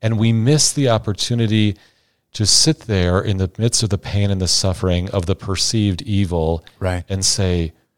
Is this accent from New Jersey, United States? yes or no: no; Iowa, United States; But Father Travis, fellow Iowan, it's great to be with you here.